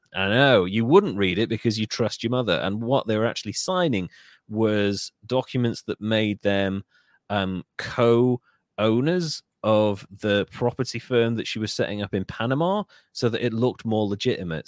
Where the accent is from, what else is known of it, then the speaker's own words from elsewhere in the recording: North Wales, United Kingdom; I, I come from North Wales